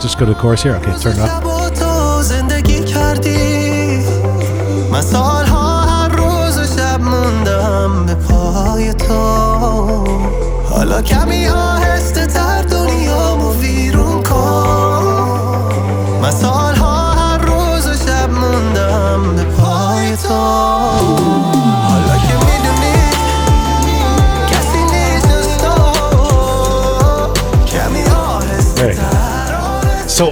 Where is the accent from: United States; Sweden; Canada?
Sweden; I grew up in Sweden